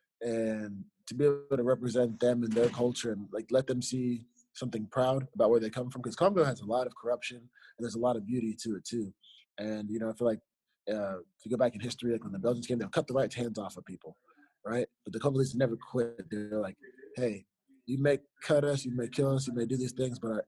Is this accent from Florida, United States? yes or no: yes; Fort Lauderdale, Florida, United States; I was born in Fort Lauderdale, Florida